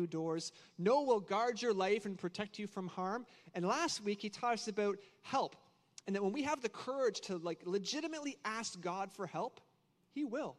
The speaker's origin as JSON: {"language": "English", "country": "Canada", "moved": "yes", "said": "I'm also Canadian, so if I say a few words kind of funny"}